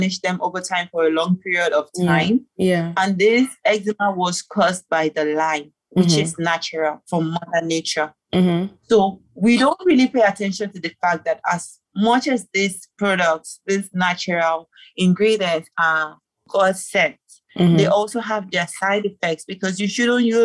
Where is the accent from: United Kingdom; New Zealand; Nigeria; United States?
Nigeria; moved away as an adult; now in Gambia; I'm Nigerian and I'm in Gambia